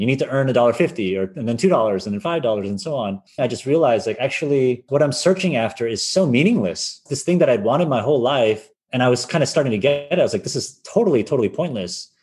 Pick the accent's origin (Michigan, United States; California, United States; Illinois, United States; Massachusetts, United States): Massachusetts, United States; Wayland; moved away as an adult; also born or lived in Philadelphia; I grew up in the US in a little town called Wayland, Massachusetts. It's 30 minutes outside of Boston